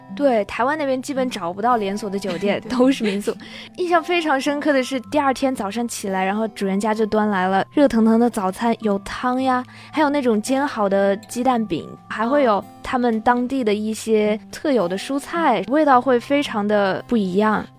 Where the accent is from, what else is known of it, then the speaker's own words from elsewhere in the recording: southern China, China; 我是南方人嘛